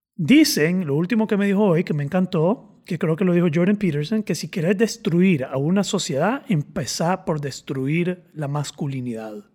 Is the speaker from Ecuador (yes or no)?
no; Nicaragua; yo soy nica